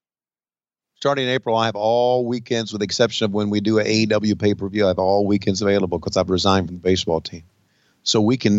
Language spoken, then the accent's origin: English; Virginia, United States; First of all, I'm from Virginia, not West Virginia